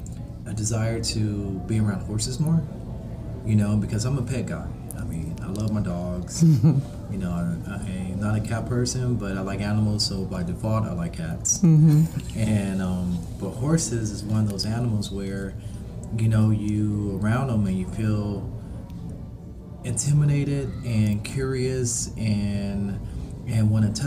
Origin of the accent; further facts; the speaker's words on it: Los Angeles, California, United States; I'm a filmmaker. I'm originally from Los Angeles, California.